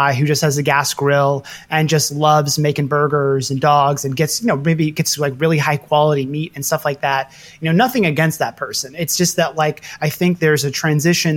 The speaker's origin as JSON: {"language": "English", "town": "Kansas City", "region": "Missouri", "country": "United States", "tie": "born or raised there", "moved": "as an adult", "lives_now": "New York, United States", "said": "I grew up in Kansas City, Missouri, which is one of the quintessential barbecue towns."}